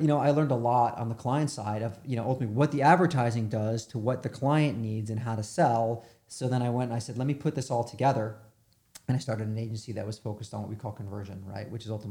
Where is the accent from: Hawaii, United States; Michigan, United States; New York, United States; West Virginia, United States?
New York, United States; also born or lived in Chicago; I grew up in New York. But I ended up living in Chicago for about 15 years.